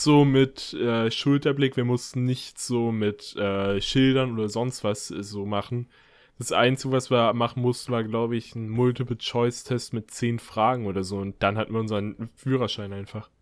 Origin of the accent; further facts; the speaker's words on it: Mecklenburg-Vorpommern, Germany; moved away; also born or lived in near Hanover; bei uns in Mecklenburg-Vorpommern ist oder bei denen in Mecklenburg-Vorpommern, ich wohne ja